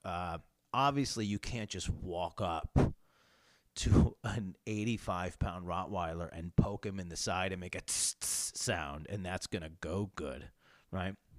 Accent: New York, United States; I come from New York State, where kind of having guns is just um, harder and uh, and and rarer.

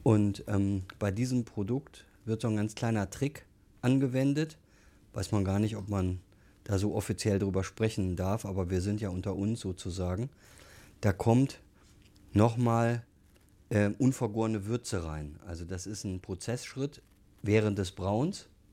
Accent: Duisburg, North Rhine-Westphalia, Germany; now in Munich, Germany; ich komme aus dem Ruhrgebiet, bin Duisburger und meine Eltern haben halt eine Kneipe gehabt

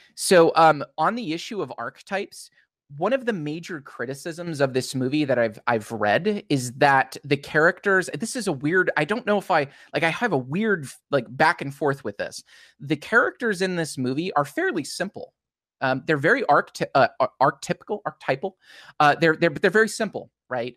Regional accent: United States; as an American

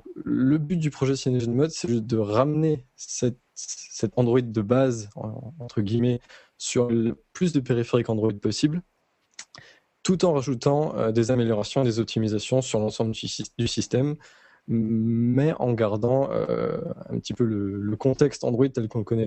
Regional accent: north-east France, France; je viens du nord-est de la France

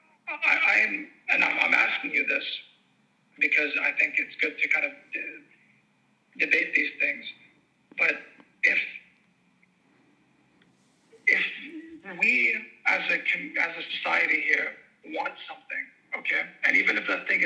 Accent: Tripoli, North Governorate, Lebanon; I'm from Tripoli

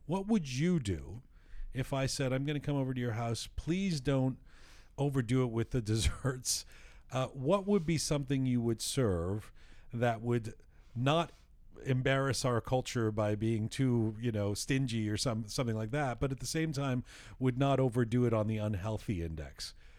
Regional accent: Canada; we were growing up in Canada

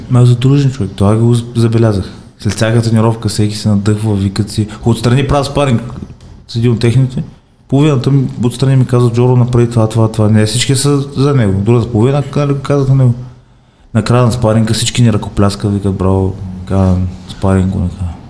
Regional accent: Stara Zagora, Stara Zagora Province, Bulgaria; аз съм от Стара Загора, от Стара Загора

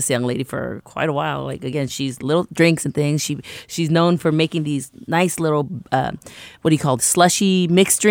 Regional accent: San Leandro, California, United States; I'm from San Leandro

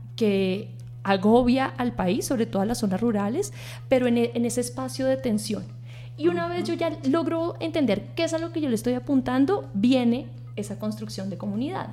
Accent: Bogotá, Colombia; yo soy bogotana, nací y fui, fui educada en, esta ciudad

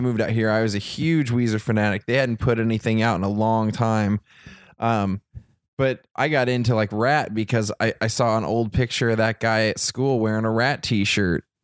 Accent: Troy, Ohio, United States; moved away; I grew up in Troy, Ohio, which was pretty close to Dayton

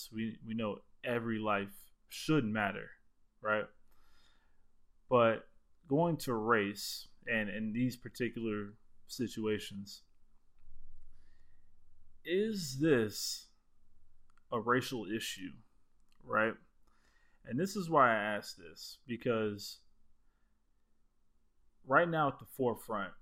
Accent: South Florida, United States; growing up where we grew up in Florida, in South Florida

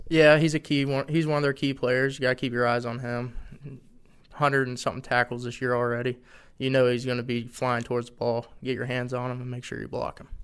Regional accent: Ohio, United States; moved away as an adult; now in Harrisonburg, United States; I'm from Ohio. A lot of my family's from West Virginia

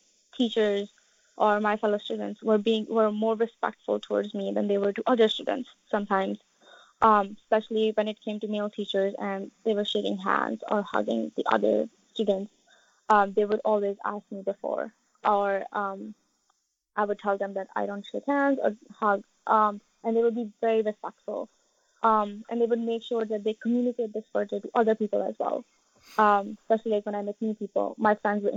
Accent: United States; I am from the United States

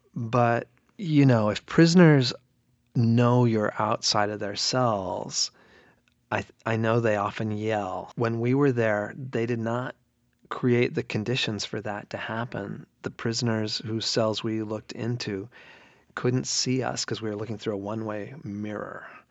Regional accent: United States; as an American

